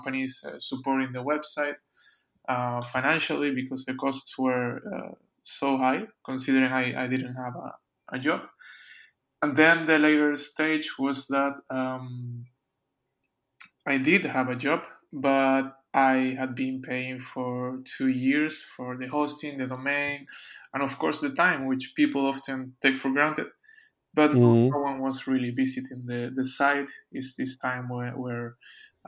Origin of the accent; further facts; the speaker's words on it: Canary Islands, Spain; I'm from Canary Islands